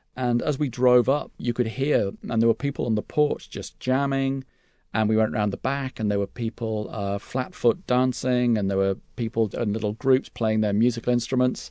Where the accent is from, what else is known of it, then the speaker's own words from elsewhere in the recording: United Kingdom; accent: English; as a British tourist